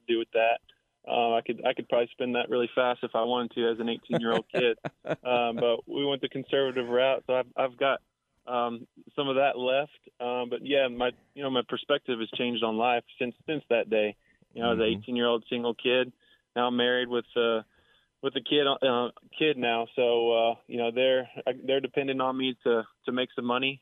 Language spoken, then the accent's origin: English; Irving, Texas, United States; I grew up playing TPC in Las Colinas